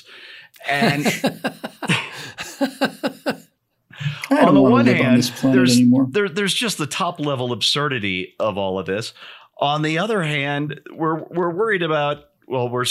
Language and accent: English; United States; I'm an American